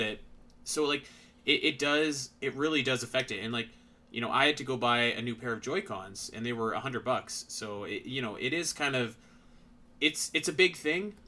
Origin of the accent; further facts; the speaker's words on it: Canada; I'm Canadian.